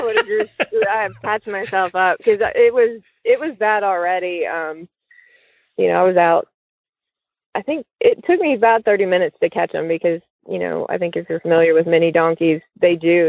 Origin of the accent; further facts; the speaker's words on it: Cincinnati, Ohio, United States; I grew up in Cincinnati